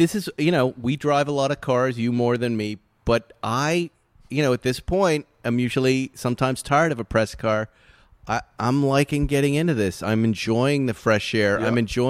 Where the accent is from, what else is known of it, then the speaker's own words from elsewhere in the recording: Massachusetts, United States; moved away; I'm a Massachusetts guy. I'm from a very puritanical, kind of historical, New England-y kind of town where my friends' last names are the last names on the Mayflower, Adams and the Ames, right?